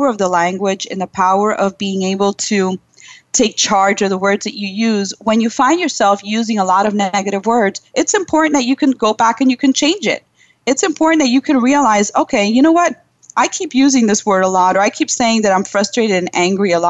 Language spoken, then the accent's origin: English; New York City, New York, United States; my parents are Cuban. I was born in Brooklyn, New York